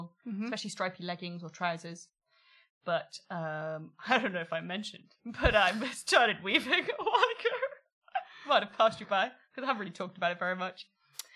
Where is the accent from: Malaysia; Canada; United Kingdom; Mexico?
United Kingdom; South Wales; where I grew up in South Wales